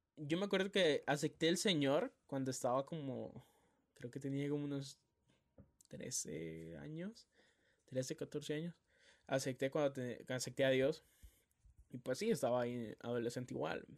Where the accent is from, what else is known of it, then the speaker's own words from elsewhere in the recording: Tegucigalpa, Francisco Morazán, Honduras; also born or lived in San Pedro Sula; yo me vine para aquí a Tegucigalpa, la capital. Aquí es donde yo nací, aquí es donde siempre he vivido